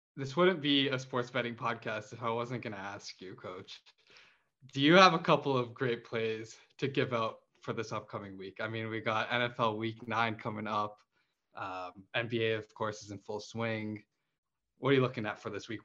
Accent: Toronto, Ontario, Canada; We're from Toronto.

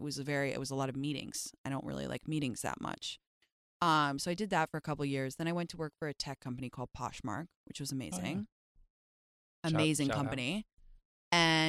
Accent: London, United Kingdom; moved away as an adult; now in United States; I was raised in England, yeah. I moved when I was like 6 months old to London, and I lived there until I was 19 when I moved to America to go to Stanford.

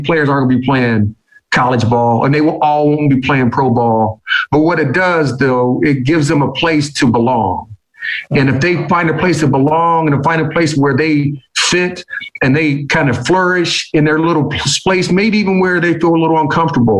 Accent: Fort Wayne, Indiana, United States; moved away; my hometown of Fort Wayne, Indiana

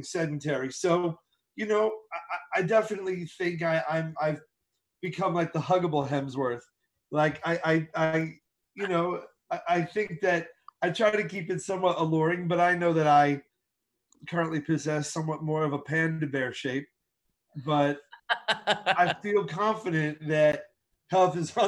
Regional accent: United States; I am very proud to come from this country

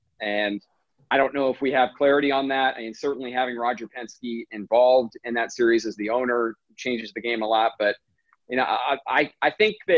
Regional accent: Midwest, United States; Yeah, no, I grew up in the Midwest primarily, AJ. I moved around a little bit, but I spent enough time in the Midwest to sort of develop an appreciation for the Indy 500.

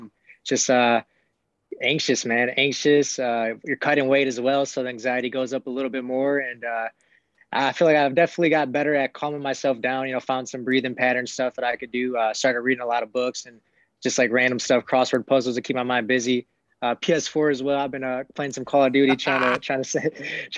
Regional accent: Milwaukee, Wisconsin, United States; I come from Milwaukee, Wisconsin, not much of a place people know

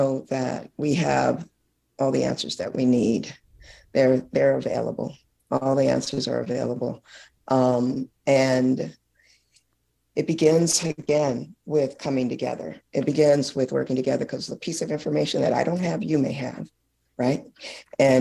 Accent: Oakland, California, United States; moved away as an adult; now in Alexandria, Louisiana, United States; I am a California native, Oakland, California activist who left Oakland to come to Louisiana

